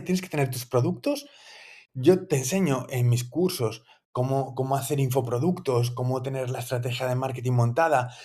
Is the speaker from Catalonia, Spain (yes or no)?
no; Asturias, Spain; now in Valencia, Spain; yo soy asturiano